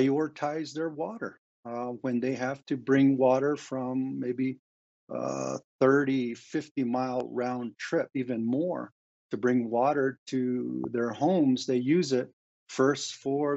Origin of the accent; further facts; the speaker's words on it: Navajo Nation, United States; we can get our Navajo people running water